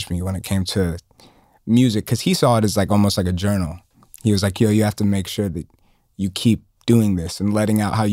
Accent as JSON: {"language": "English", "town": "Atlanta", "region": "Georgia", "country": "United States", "tie": "born or raised there", "said": "growing up in Atlanta and like being first generation African"}